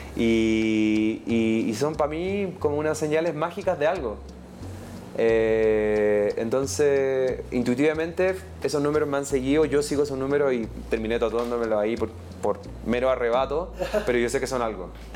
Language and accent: Spanish; Chile; nos clasifica como chilenos, chilenas y latinoamericanos